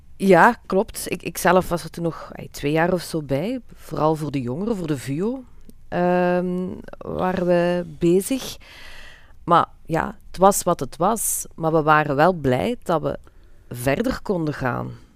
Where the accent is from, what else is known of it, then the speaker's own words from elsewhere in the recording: Limburg, Flanders, Belgium; bij ons in Limburg